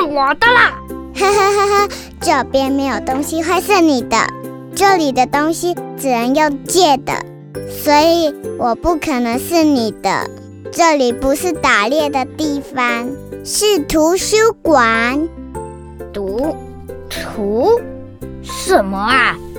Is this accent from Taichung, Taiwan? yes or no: yes; Taichung, Taiwan; 我是来自台中的